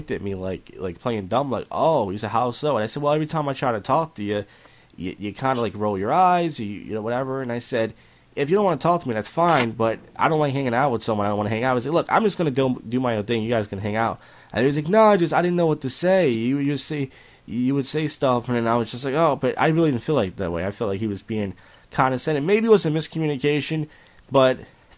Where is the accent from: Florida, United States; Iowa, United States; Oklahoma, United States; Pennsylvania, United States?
Pennsylvania, United States; Philadelphia; I'm from Northeast Philadelphia